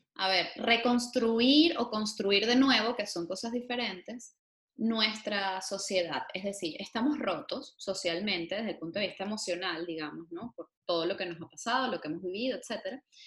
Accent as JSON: {"language": "Spanish", "country": "Venezuela", "said": "como venezolanos"}